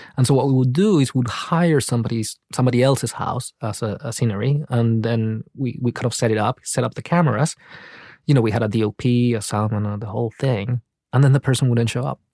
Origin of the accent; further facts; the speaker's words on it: Paraguay; moved away; I was raised in Paraguay, but actually I was raised in this city, which is a border town